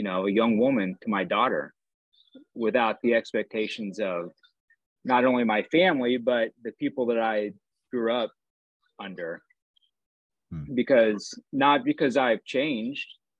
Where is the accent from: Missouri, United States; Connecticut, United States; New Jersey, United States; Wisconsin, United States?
Missouri, United States; Southeast; moved away as an adult; I grew up in Southeast Missouri